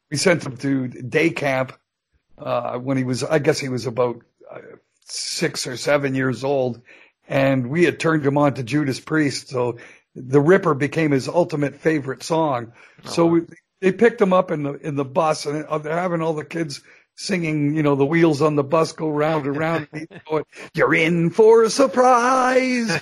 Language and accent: English; Canada; here I am in the USA. I'm a Canadian citizen.